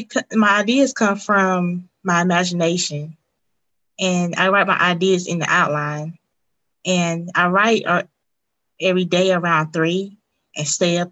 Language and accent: English; Western North Carolina, United States; I'm from Western North Carolina